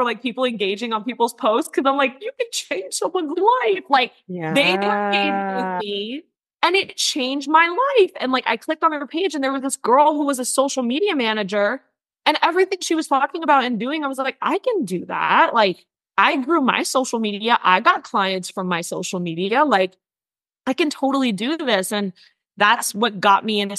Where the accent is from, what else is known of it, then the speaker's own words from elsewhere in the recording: north of Manhattan, New York, United States; I grew up in New York, born and raised in New York. I grew up outside of the city. So I was about 45 minutes to an hour, depending on traffic, north of Manhattan